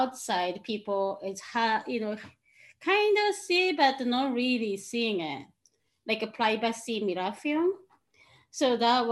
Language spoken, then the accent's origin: English; Tokyo, Japan; moved away as an adult; also born or lived in Chicago; now in Portland, United States; I'm originally from Tokyo, Japan. I moved here 11 years ago